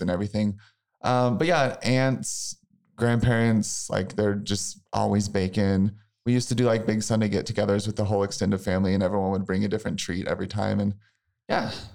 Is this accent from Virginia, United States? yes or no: no; Missouri, United States; I'm from a really small town in Missouri.